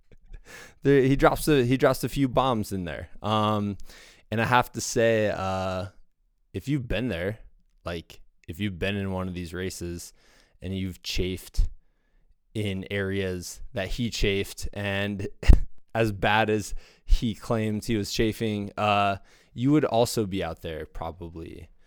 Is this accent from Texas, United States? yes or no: no; Los Angeles, California, United States; Not many mullets growing up in Los Angeles.